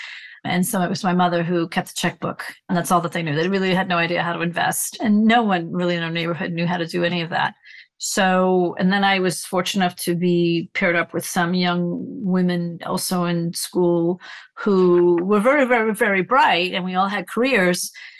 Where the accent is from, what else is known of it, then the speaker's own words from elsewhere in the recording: New York City, New York, United States; moved away as an adult; now in Tennessee, United States; I was born and raised in the Bronx and went to Wall Street.